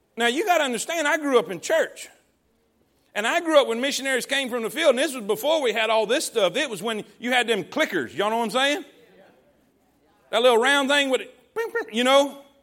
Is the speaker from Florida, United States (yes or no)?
yes; Fort Pierce, Florida, United States; moved away as an adult; now in Alabama, United States; I grew up in Fort Pierce, Florida